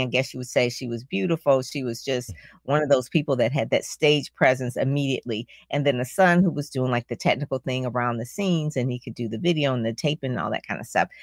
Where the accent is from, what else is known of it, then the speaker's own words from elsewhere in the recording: Detroit, Michigan, United States; I'm from Detroit